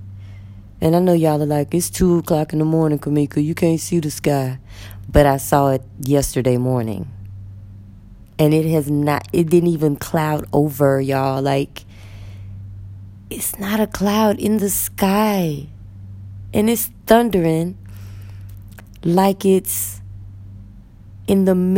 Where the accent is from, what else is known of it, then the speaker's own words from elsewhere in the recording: Texas, United States; moved away as an adult; now in Egypt; I'm from Texas.